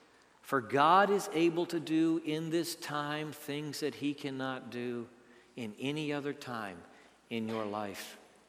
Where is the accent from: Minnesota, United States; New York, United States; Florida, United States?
Minnesota, United States; also born or lived in Pennsylvania / West Virginia / Maryland / El Paso; I was born in Minneapolis, and before I was two, they moved to Pennsylvania, and then we moved to West Virginia, and then to Maryland, then we moved to El Paso, and I was just five. By the time I was seven, I was back in the northern plains of Minnesota.